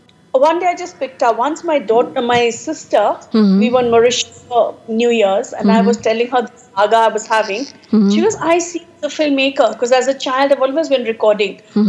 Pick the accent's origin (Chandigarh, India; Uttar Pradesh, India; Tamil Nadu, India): Chandigarh, India; moved away as an adult; also born or lived in Ludhiana, Punjab, India / Shimla, Himachal Pradesh, India; now in Kenya; when I was in India, I was raised in Chandigarh and my early childhood was in Ludhiana. And we were in a joint family as children. I was the eldest of two daughters.